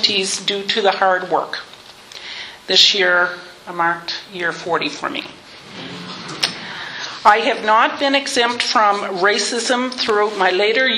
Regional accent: Sheffield Mills, Nova Scotia, Canada; also born or lived in Wolfville; raised in a small community called Sheffield Mills

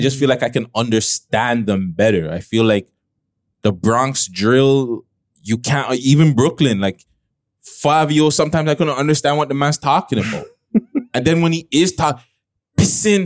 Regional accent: Toronto, Ontario, Canada; I'm Canadian, I'm from Toronto

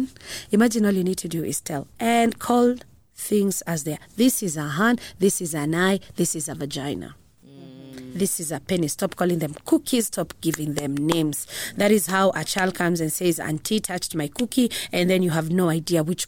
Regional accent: Kenya

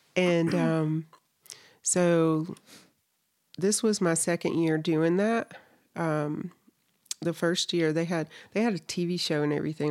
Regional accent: North Carolina, United States; moved away as an adult; now in Salt Lake City, United States; I'm originally from North Carolina, so I lived there, I think, over thirty years of my life

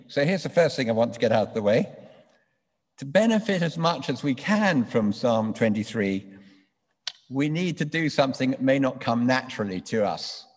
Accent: London, United Kingdom; I grew up in London.

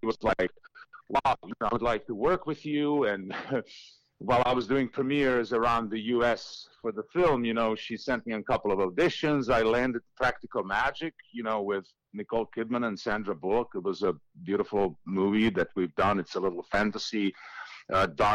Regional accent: Šibenik, Šibenik-Knin County, Croatia; moved away; my hometown of Šibenik, which is down on the coast

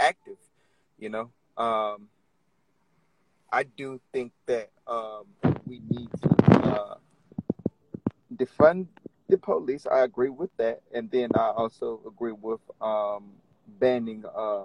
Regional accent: Orlando, Florida, United States; moved away as an adult; now in Richmond, United States; I'm originally from Orlando, Florida

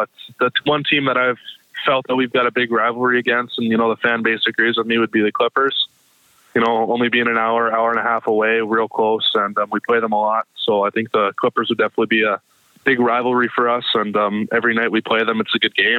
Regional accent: Canada; being Canadian

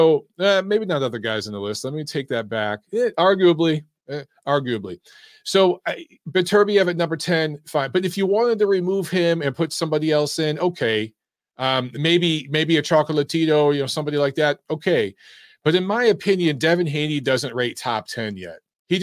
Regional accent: United States; The closest is me because I'm part Eastern European, but I'm American.

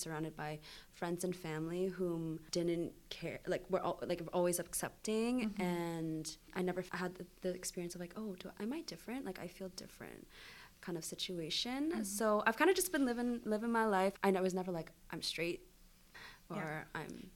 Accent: Niagara, Ontario, Canada; now in London, Canada; I grew up in Niagara

